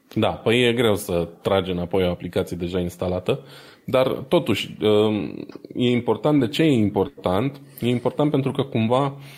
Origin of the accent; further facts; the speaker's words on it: Romania; noi suntem români